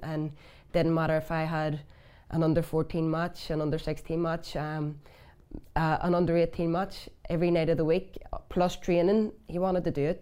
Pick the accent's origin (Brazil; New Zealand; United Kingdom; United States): United Kingdom; Belfast, Northern Ireland; I'm from West Belfast